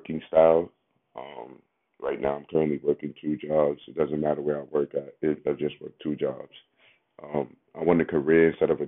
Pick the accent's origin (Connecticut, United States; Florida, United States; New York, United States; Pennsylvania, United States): New York, United States; New York City; also born or lived in Bronx, New York; I'm from Harlem, New York. Born in Bronx, New York